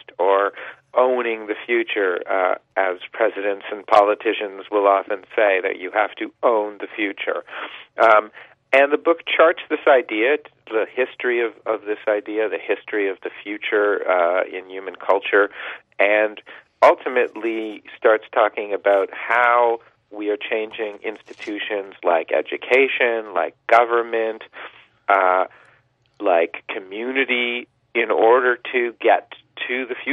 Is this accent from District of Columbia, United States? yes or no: yes; suburbs of Washington, D.C., District of Columbia, United States; now in Toronto, Canada; I actually grew up in the suburbs of Washington, D.C.